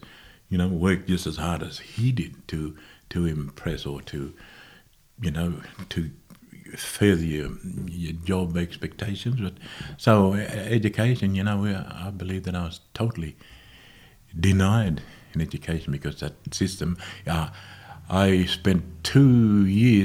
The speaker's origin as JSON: {"language": "English", "town": "Toomelah", "region": "New South Wales", "country": "Australia", "tie": "born or raised there", "also_born_or_lived": "Moree, New South Wales", "said": "I grew up in Tumala"}